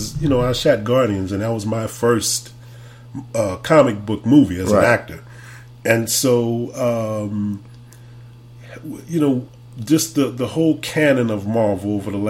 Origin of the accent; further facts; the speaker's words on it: New Orleans, Louisiana, United States; moved away as an adult; also born or lived in Los Angeles; because it's my hometown, New Orleans. Right. And I was gone for about 10, 11 years. And I got to come back and make a living.